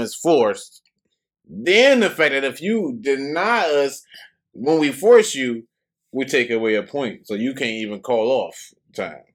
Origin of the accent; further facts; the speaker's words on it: United States; representative of not just America, but my hometown